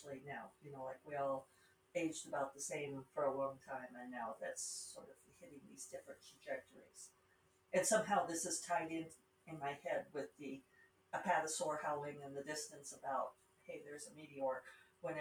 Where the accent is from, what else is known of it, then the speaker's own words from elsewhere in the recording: Rocky Mountains, United States; accent: Rocky Mountain; my Rocky Mountain accent